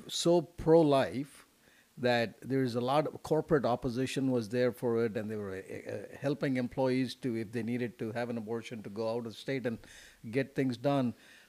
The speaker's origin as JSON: {"language": "English", "region": "South India", "country": "India", "moved": "yes", "lives_now": "Houston, United States", "said": "I'm South Indian"}